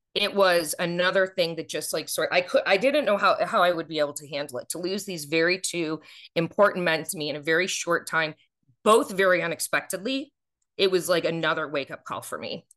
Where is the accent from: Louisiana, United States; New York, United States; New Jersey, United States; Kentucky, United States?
New York, United States; Buffalo; moved away as an adult; also born or lived in Watertown, New York; now in Atlanta, United States; I'm from Buffalo